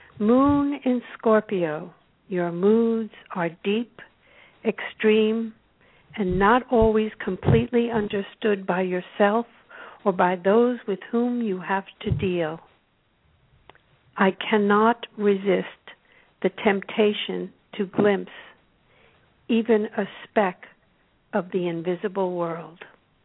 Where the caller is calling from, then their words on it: Topanga, California, United States; I'm calling from Topanga, California.